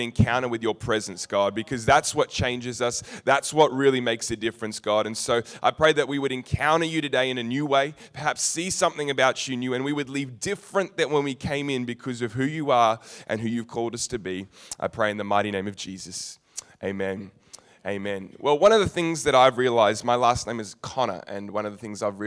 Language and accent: English; Narre Warren, Victoria, Australia; I'm from Narre Warren.